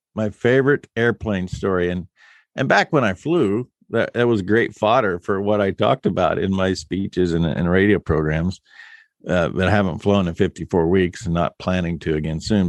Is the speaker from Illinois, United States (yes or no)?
yes; West Central Illinois, United States; moved away as an adult; now in Nebraska, United States; my family came from Germany to West Central Illinois in eighteen thirty-two. And, um, I left Illinois because I saw the writing on the wall in nineteen eighty-eight